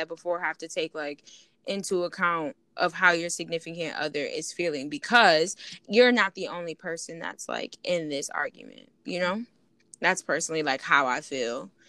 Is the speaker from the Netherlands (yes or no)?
no; Buffalo, New York, United States; I'm from New York